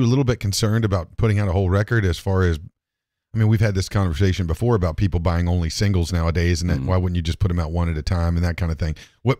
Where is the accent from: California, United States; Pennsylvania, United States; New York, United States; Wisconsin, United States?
Wisconsin, United States; I'm from West Virginia. Oh, not {S1} sorry. {S0} Wisconsin.